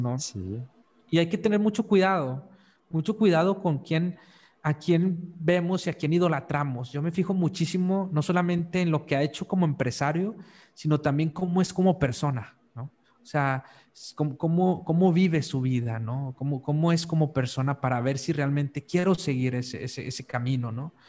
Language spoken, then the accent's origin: Spanish; northern Mexico, Mexico; moved away as an adult; also born or lived in Monterrey, Mexico; yo soy del norte de México